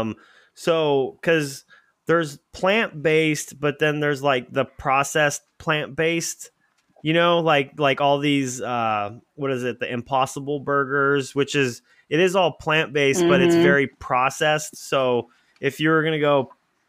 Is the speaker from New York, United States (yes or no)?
no; New Hampshire, United States; also born or lived in Bay Area, California, United States; I grew up, most of my growing up was in New Hampshire.